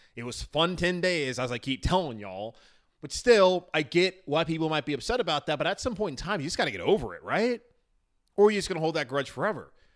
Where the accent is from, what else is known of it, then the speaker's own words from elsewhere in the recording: Charlotte, North Carolina, United States; I'm from Charlotte originally